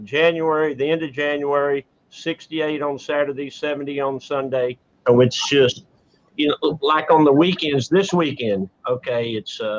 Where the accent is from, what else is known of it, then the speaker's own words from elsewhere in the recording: Dallas, Texas, United States; born and raised in Dallas, Texas, and never lived outside of it.